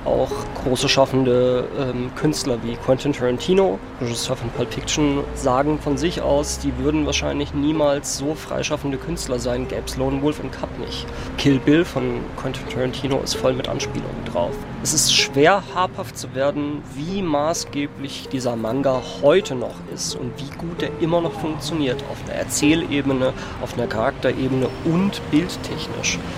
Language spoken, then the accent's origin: German; Freiburg, Baden-Württemberg, Germany; ich bin gebürtig in Freiburg